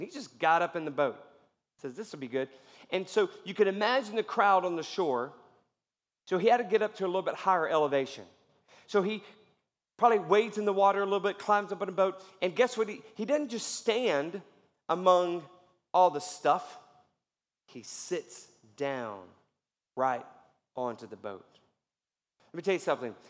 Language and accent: English; Houston, Texas, United States; I grew up in Houston